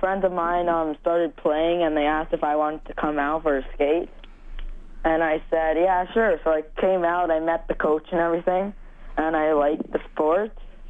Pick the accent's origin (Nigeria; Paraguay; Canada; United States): Canada; St. Albert, Alberta; I'm from St. Albert.